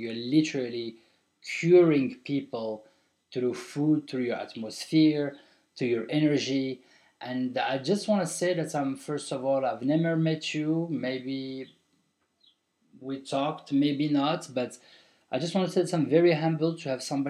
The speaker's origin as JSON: {"language": "English", "country": "Morocco", "moved": "yes", "lives_now": "Marrakech, Morocco", "said": "it's my country, man. I'm from Morocco. I've been living for 21 years out of Morocco, and I'm back to the motherland."}